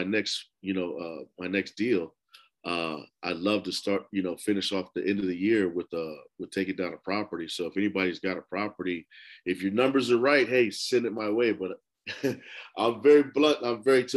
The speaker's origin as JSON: {"language": "English", "town": "New York City", "region": "New York", "country": "United States", "tie": "born or raised there", "said": "I grew up in Lower East Side, New York, man, in Smith Projects"}